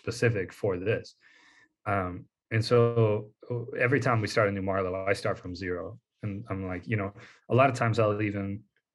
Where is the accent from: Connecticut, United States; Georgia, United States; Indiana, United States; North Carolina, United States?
North Carolina, United States; I grew up in North Carolina